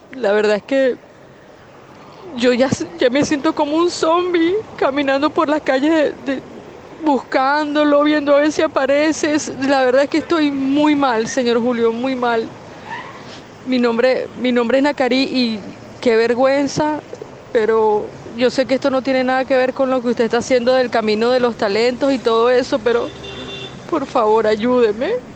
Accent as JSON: {"language": "Spanish", "country": "Venezuela", "moved": "as an adult", "lives_now": "Peru", "said": "soy una venezolana que vive en Perú hace dos años"}